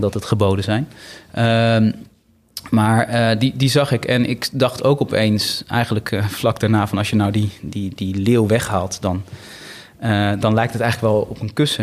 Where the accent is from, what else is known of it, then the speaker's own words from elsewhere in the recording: Bennekom, Gelderland, Netherlands; moved away; also born or lived in Sri Lanka / Amsterdam; in het kleine dorpje Bennekom waar ik ben opgegroeid.